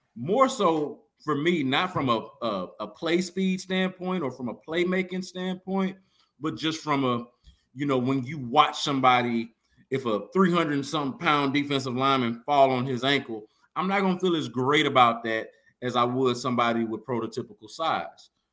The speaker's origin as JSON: {"language": "English", "town": "Houston", "region": "Texas", "country": "United States", "tie": "born or raised there", "said": "I am a child of Hiram Clark. I am from Windsor oh, Village"}